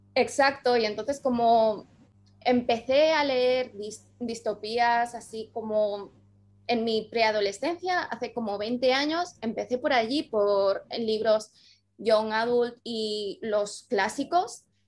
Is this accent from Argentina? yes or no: no; Andorra; yo soy de Andorra y en Andorra ahora sí que llegan muchísimo las cosas, pero cuando yo era pequeña estábamos un poco aislados del mundo